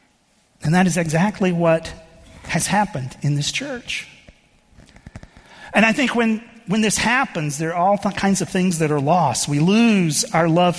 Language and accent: English; Texas, United States; moved away; I grew up in the Southern Baptist Church in Texas, and much of my experience growing up was in that denomination